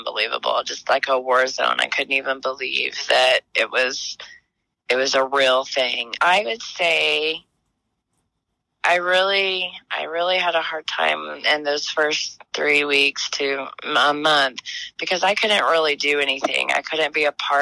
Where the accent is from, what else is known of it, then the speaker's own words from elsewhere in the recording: Moore, Oklahoma, United States; I grew up here. I grew up in Moore. I went to Moore schools.